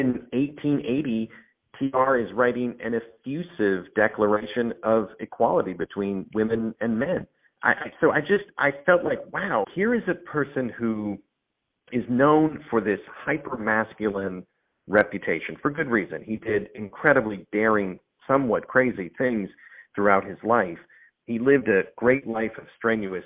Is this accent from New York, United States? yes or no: no; North Dakota, United States; moved away; somebody from my home state